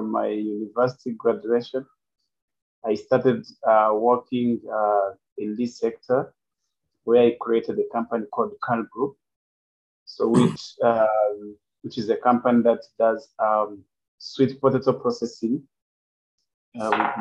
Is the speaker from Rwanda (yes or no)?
yes; Rwanda; I'm coming from Rwanda. I'm in Rwanda, Kigali